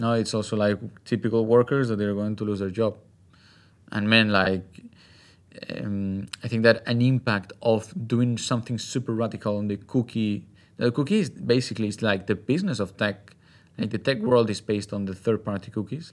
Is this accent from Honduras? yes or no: no; Spain; my home country, from Spain